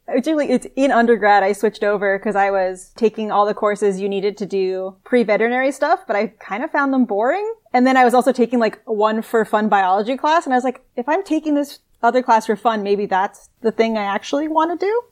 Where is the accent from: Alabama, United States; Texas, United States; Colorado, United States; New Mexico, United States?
New Mexico, United States; Albuquerque; moved away as an adult; now in Sydney, Australia; I actually grew up in Albuquerque, New Mexico, really far away from the ocean.